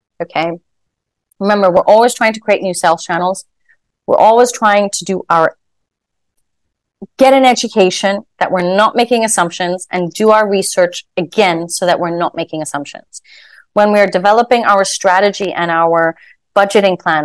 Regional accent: Hong Kong; moved away as an adult; also born or lived in Shanghai; I'm born and raised in Hong Kong, moving to Shanghai.

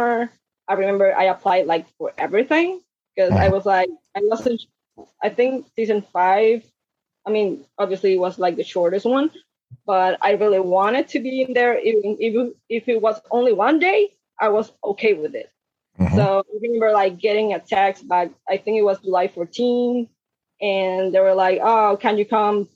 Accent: Puerto Rico; moved away as an adult; now in Brooklyn, United States; I'm from Puerto Rico.

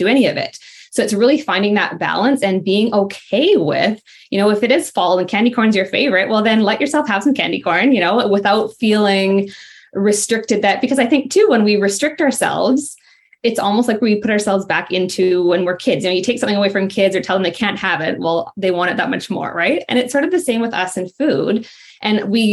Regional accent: Ontario, Canada; I'm from Ontario, Canada

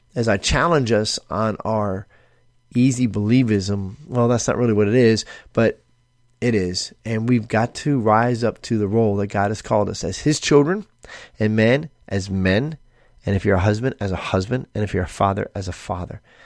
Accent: United States; we as American Christians

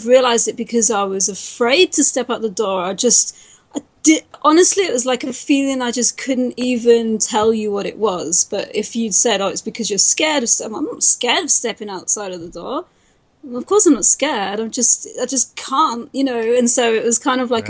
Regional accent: United Kingdom; accent: British; I'm British

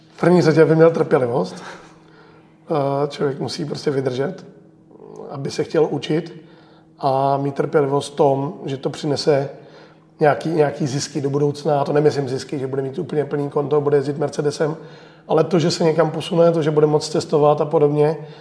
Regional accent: Czechia; já jsem hrdý Čech

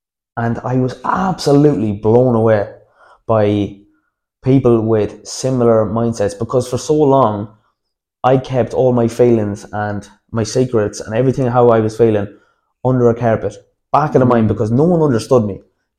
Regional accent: Dublin, Leinster, Ireland; especially, you know, growing up in Dublin, I say that wasn't easy either.

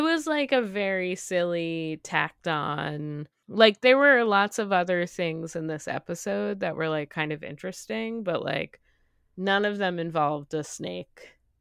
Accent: New England, United States; I grew up in New England

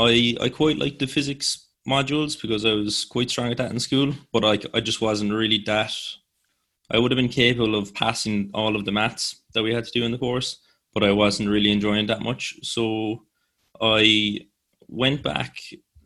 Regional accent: Cork, Munster, Ireland; also born or lived in Limerick; I'm from Cork, in Spridneave. It was my secondary school, and nobody was really much going outside of Cork

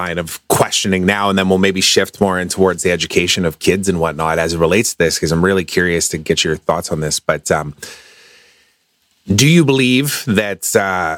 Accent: Canada; I'm Canadian

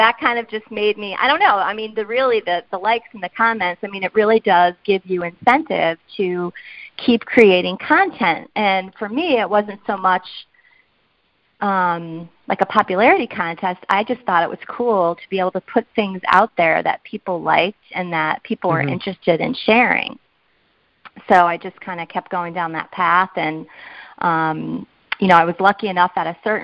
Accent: South Windsor, Connecticut, United States; now in West Hartford, United States; I'm a lifelong Connecticut resident, and actually I grew up in South Windsor, but I have lived in West Hartford for the last, 25 years or so

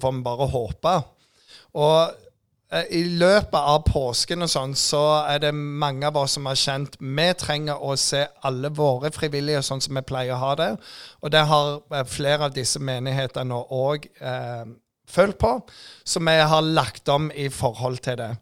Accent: Jæren, Rogaland, Norway; jeg er jærbu

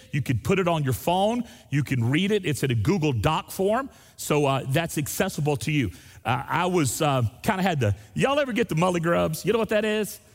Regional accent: Destin, Florida, United States; I grew up in Destin, Florida, there on the beach

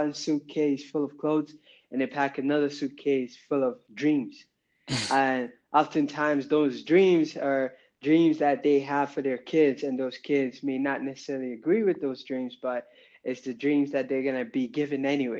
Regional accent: Nigeria; moved away; So my family and I, we emigrated from Nigeria in 2001, you know, with my mom, my dad, and my siblings.

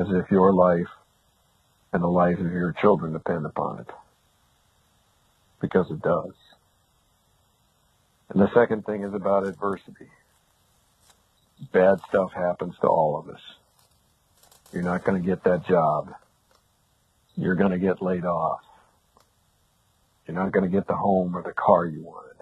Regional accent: Montana, United States; now in Arizona, United States; I actually grew up in Montana. I live in Arizona now, but I grew up in Montana

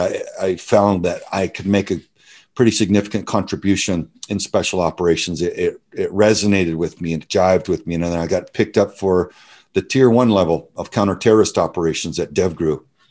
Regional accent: Southern Texas, United States; I grew up in Southern Texas

